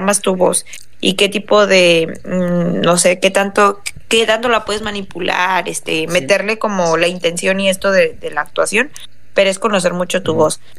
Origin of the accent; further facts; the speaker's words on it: Tijuana, Baja California, Mexico; todos somos de aquí de Tijuana